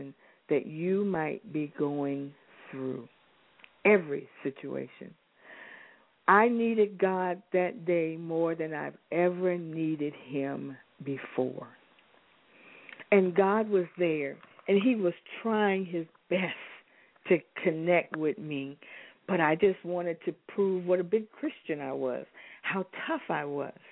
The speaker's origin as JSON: {"language": "English", "region": "Alaska", "country": "United States", "tie": "born or raised there", "said": "When I grew up in Alaska"}